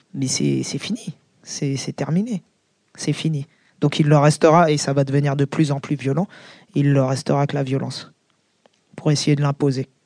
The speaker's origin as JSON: {"language": "French", "area": "Seine-Saint-Denis", "region": "Île-de-France", "country": "France", "said": "le 93, c'est chez moi, par exemple. Le, 93, euh, c'est plus chez moi que la France, bizarrement"}